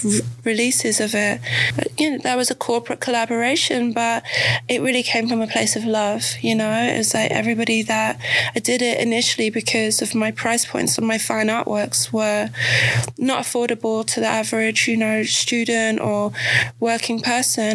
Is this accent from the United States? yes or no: no; England, United Kingdom; growing up in England